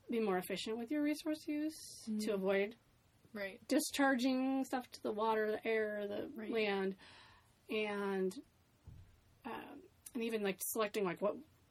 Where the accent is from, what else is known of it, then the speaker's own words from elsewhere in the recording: Topeka, Kansas, United States; moved away as an adult; now in Austin, United States; I was born in Topeka, Kansas, and I also grew up there